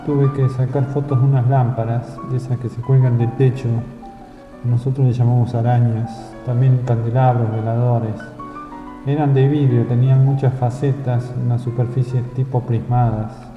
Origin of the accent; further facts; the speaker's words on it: Buenos Aires, Argentina; de Buenos Aires